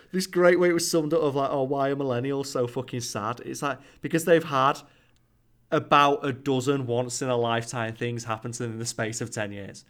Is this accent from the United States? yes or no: no; United Kingdom; Boris Johnson, our Prime Minister